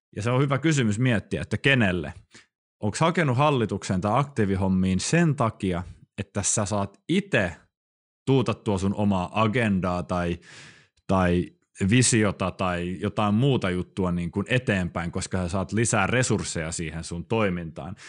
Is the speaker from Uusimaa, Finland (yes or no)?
yes; Helsinki, Uusimaa, Finland; now in Kuopio, Finland; Stadikin on pieni paikka, mistä mä siis kotoisin